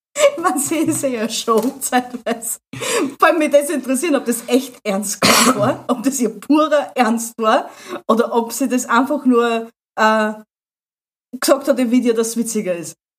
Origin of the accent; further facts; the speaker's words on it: Austria; habe alle meine Pflichten erfüllt, was man als Österreicher so machen muss